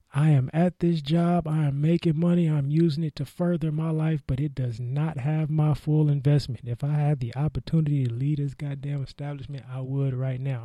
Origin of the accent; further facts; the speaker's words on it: the Bay Area, California, United States; I was growing up in the Bay